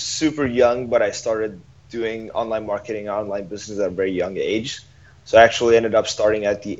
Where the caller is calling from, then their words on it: Ho Chi Minh City, Vietnam; I'm calling from Saigon, Vietnam, Ho Chi Minh City.